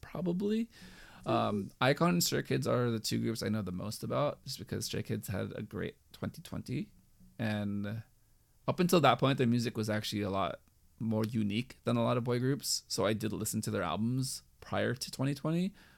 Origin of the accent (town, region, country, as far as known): United States; also born or lived in California